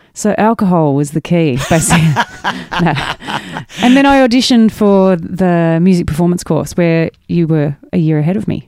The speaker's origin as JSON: {"language": "English", "region": "mid-north coast of New South Wales", "country": "Australia", "tie": "born or raised there", "also_born_or_lived": "Frankston / Nabiac", "said": "I grew up on the mid-north coast of New South Wales"}